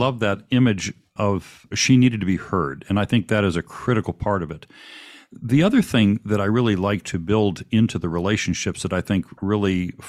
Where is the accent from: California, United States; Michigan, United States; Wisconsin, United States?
Michigan, United States; Saginaw; I went to high school in Saginaw, Michigan, which mm-hmm. is part of the Tri-Cities there.